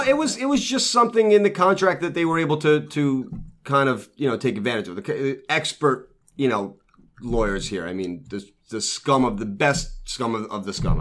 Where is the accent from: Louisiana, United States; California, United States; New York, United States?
New York, United States; New York City; also born or lived in Lido Beach, New York; I was born and raised in Brooklyn. I moved to Lido